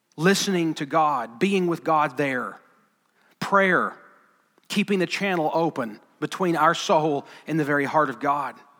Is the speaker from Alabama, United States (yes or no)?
yes; Alabama, United States; I'm from Alabama.